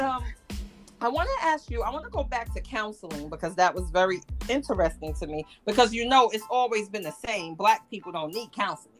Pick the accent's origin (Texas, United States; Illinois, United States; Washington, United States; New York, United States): New York, United States; I'm a New Yorker.